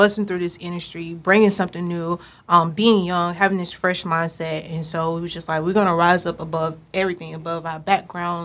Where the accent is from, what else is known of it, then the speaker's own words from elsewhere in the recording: Savannah, Georgia, United States; now in Dallas, United States; I'm from Savannah, Georgia, originally